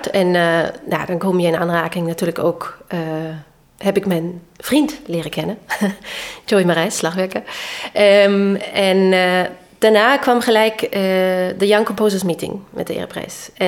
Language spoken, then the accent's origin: Dutch; Vienna, Austria; Ik bedoel, ik kwam uit Wenen, hè?